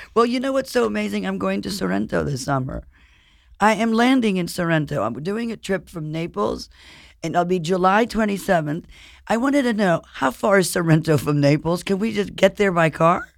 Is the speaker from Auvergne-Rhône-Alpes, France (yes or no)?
no; Paris, Île-de-France, France; moved away; I grew up in Paris and I spent a lot of time in Europe